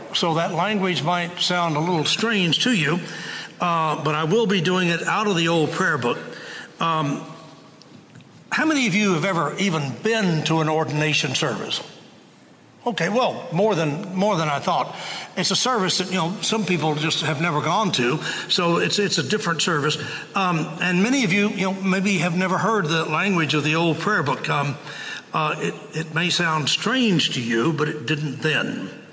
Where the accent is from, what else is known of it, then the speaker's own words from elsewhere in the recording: Waco, Texas, United States; growing up in Waco